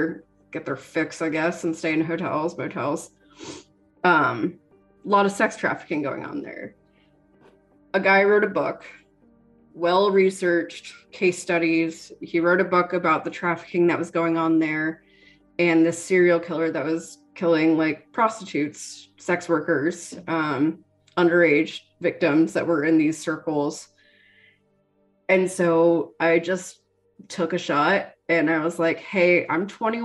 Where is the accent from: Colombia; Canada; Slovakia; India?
Canada; moved away; also born or lived in Cincinnati, Ohio / Connecticut / Halifax, Nova Scotia; I'm Canadian, dual citizen.